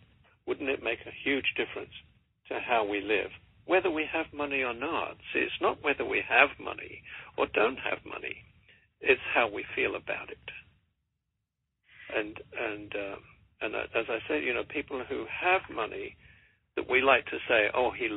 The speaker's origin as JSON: {"language": "English", "region": "England", "country": "United Kingdom", "accent": "English", "moved": "as an adult", "lives_now": "United States", "said": "When I came over here in 1984 from England"}